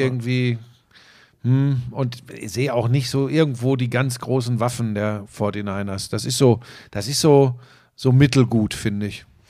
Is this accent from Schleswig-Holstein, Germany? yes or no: no; Hagen, North Rhine-Westphalia, Germany; wir sind ja beides Hagener Jungs. Wir kommen ja beide aus Hagen